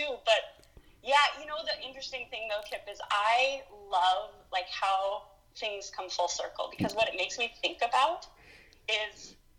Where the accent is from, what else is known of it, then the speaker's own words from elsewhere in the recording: Billings, Montana, United States; moved away as an adult; also born or lived in Gainesville, Florida; now in Fargo, United States; Yeah, so when I do tell people that we're from Montana and that we grew up in Billings